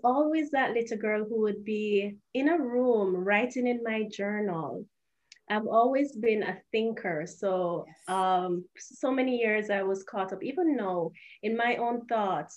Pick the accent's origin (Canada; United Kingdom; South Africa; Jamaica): Jamaica; Kingston; moved away as an adult; now in Japan; I am from Jamaica. I was born and I grew up in Sea View Gardens. That's an inner city community in Jamaica, in Kingston